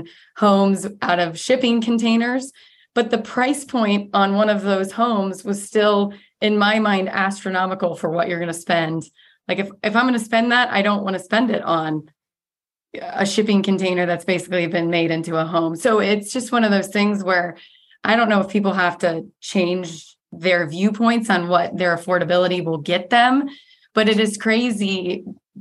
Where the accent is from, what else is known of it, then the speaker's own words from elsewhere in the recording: Ohio, United States; now in Arizona, United States; I'm from Ohio